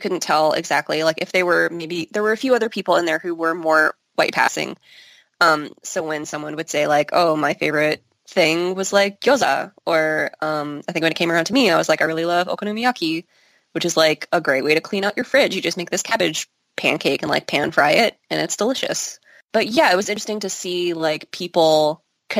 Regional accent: St. Louis, Missouri, United States; I'm American. I'm from St. Louis.

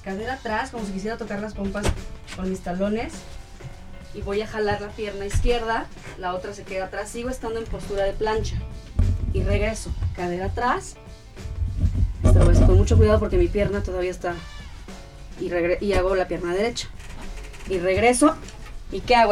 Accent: Guasave, Sinaloa, Mexico; Soy de Guasave, Sinaloa

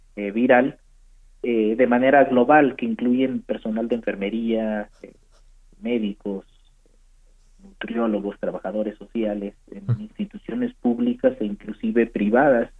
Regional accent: Mexico; en nuestro país

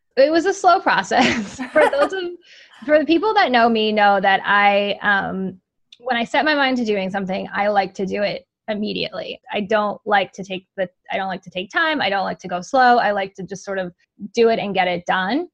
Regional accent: Rhode Island, United States; I live in, I'm from Rhode Island

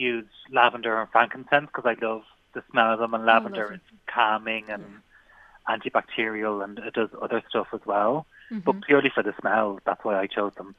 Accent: Ireland; we're Irish people. We all make cabbage

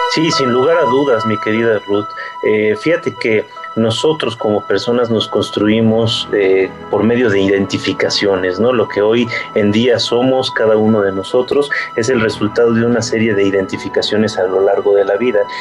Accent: Mexico; que tenemos como mexicanos

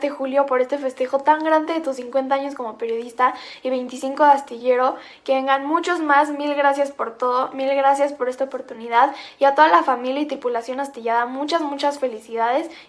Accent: Mexico

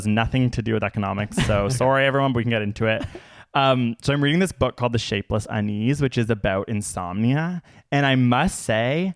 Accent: United States; As an American

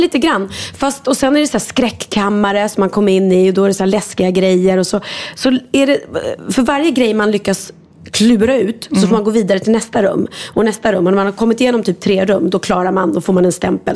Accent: Sweden; Jag är svensk

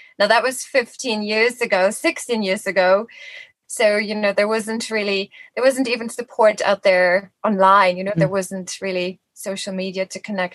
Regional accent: Germany; moved away as an adult; now in Dublin, Ireland; I'm actually from Germany originally, but I've been here in Ireland. This is now my 18th year.

